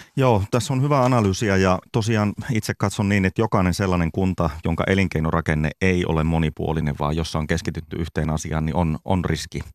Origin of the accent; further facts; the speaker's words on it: Lapland, Finland; me Lapissa